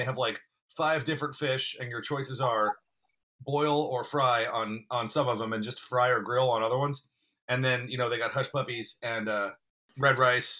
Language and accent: English; North Carolina, United States; I'm originally from North Carolina. I moved around a lot, but I'm originally from North Carolina.